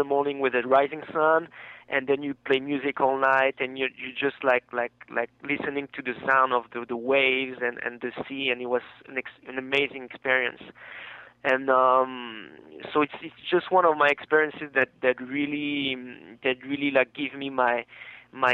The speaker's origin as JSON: {"language": "English", "country": "France", "moved": "yes", "lives_now": "United States", "said": "I come from France"}